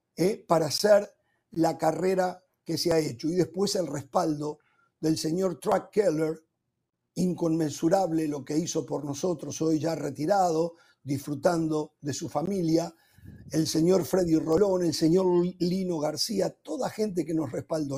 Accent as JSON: {"language": "Spanish", "region": "Montevideo", "country": "Uruguay", "tie": "born or raised there", "moved": "yes", "said": "en mi ciudad natal, en Montevideo"}